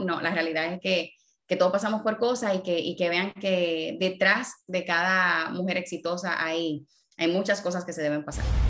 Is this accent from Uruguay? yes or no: no; Dominican Republic; moved away as an adult; also born or lived in New York, United States; Yo me fui de República Dominicana a una ciudad como New York